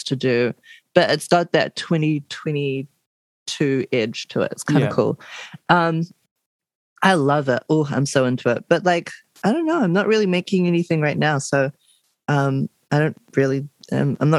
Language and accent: English; Blenheim, Marlborough, New Zealand; now in Wellington, New Zealand; I'm from Blenheim